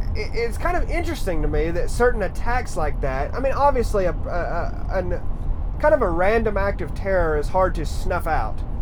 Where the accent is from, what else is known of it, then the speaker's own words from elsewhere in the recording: Harrison, Tennessee, United States; I grew up in Harrison, Tennessee, right outside of Chattanooga